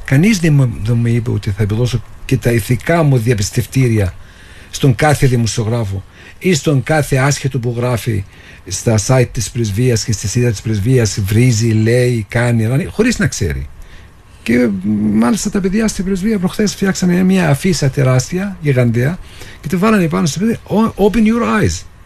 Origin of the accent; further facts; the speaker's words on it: Jenin, West Bank, Palestine; moved away as an adult; now in Cyprus; Γεννήθηκα στη Δυτική Όχθη. Είμαι από την πόλη Τζινίν